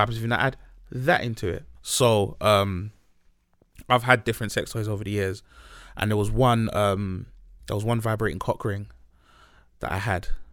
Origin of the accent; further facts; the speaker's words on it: Nigeria; moved away; We're both Nigerian